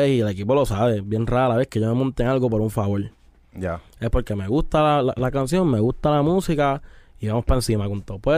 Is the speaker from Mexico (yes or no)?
no; Puerto Rico; Ah, yo soy de, de Atorrey, pero mi familia es de Isabel y de Aguada.